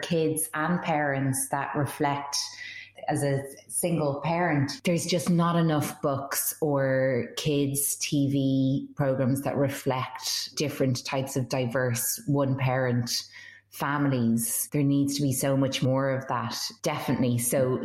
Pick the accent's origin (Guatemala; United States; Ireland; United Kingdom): Ireland; I grew up in Ireland